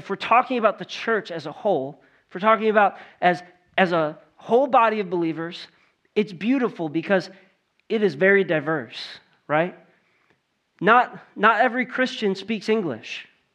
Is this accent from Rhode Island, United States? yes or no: no; Cleveland, Ohio, United States; Born and raised in Ohio, the Cleveland